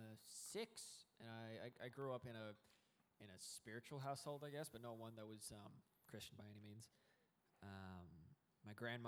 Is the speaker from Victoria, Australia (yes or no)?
no; Brisbane, Queensland, Australia; also born or lived in New South Wales; we moved from New South Wales to Brisbane, and ended up living with that grandma for a little bit